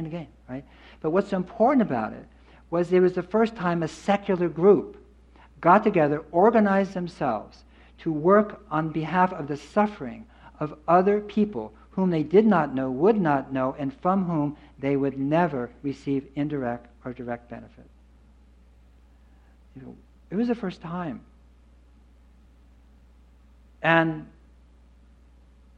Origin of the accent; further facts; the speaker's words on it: Berkeley, California, United States; I grew up in Berkeley